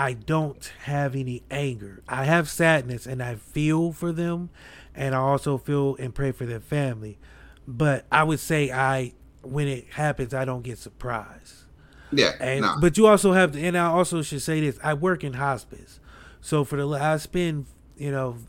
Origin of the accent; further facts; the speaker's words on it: Akron, Ohio, United States; I'm from Akron, but we're close to Cleveland